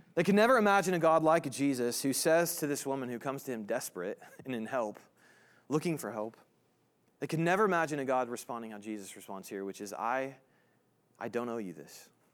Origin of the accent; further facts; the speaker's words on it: Indiana, United States; now in Kansas, United States; I'm from Indiana originally